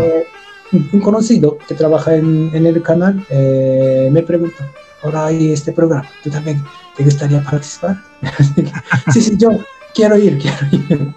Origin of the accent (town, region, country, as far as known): Japan; Spanish is a second language; now in Chile